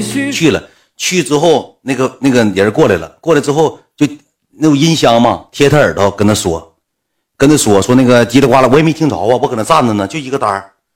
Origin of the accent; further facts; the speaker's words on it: Northeast China, China; 我俩从东北来的